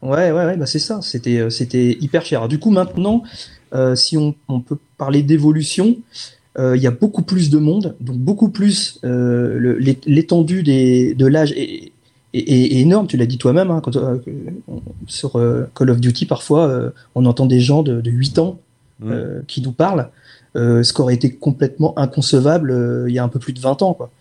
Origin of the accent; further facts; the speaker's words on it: France; Ils savent qu'on est français, ils reconnaissent la langue